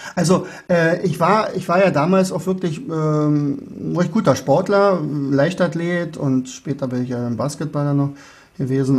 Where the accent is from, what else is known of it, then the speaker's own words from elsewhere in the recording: Oderberg, Brandenburg, Germany; Geburtsort ist Oderberg. Oderberg liegt in Brandenburg und ich bin ja auch wirklich in Brandenburg geblieben. Äh, bis heute.